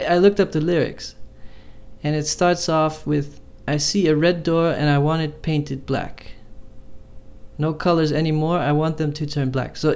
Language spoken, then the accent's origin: English; Amsterdam, North Holland, Netherlands; I grew up in Amsterdam, and there's all these uh, cyclists, and they always have the right of way